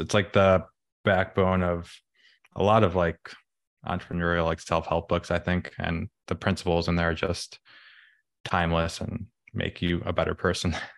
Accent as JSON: {"language": "English", "town": "Chicago", "region": "Illinois", "country": "United States", "tie": "born or raised there", "said": "I was born in the city, grew up in the suburbs, went to college in Illinois, um, and then moved back to the city"}